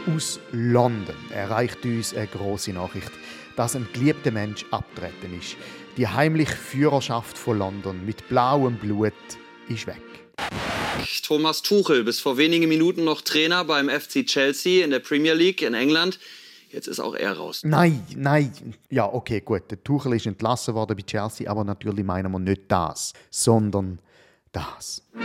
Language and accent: German; Switzerland; bei uns in der Schweiz